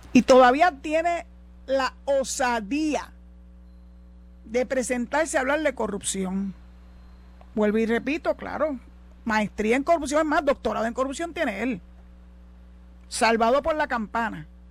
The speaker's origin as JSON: {"language": "Spanish", "country": "Puerto Rico"}